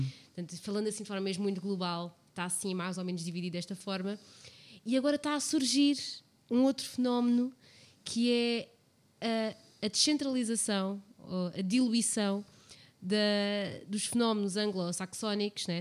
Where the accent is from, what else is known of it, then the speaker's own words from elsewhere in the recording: Portugal; eles somos portugueses todos